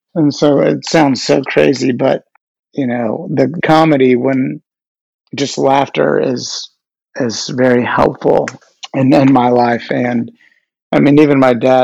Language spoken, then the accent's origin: English; Dallas, Texas, United States; now in New York City, United States; I am based here in New York City. I'm from Dallas